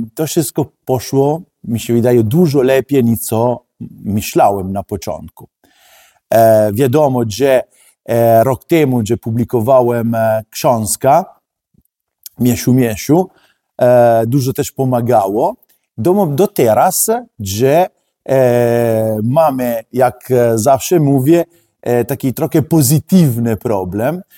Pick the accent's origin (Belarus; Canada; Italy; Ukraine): Italy; Polish is a second language; now in Poland; jestem Włoch